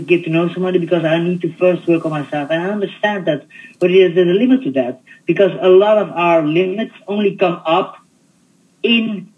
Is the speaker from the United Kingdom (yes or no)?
no; Belgium; I was born in Belgium